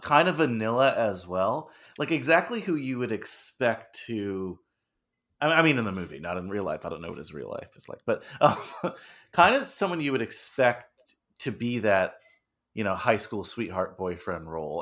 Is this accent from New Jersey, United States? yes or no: yes; Old Tappan, New Jersey, United States; I grew up in Old Japan, New Jersey